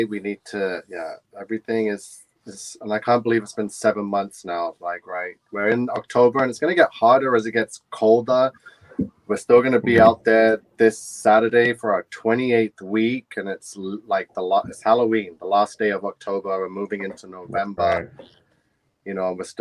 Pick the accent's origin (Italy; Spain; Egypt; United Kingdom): United Kingdom; England; now in Canada; I grew up in England, so we actually do celebrate Guy Fawkes Night